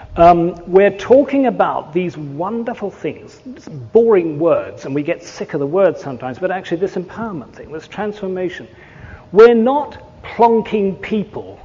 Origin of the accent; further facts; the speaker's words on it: England, United Kingdom; I'm English